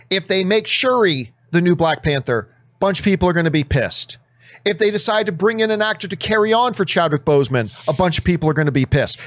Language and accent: English; Canada; I'm Canadian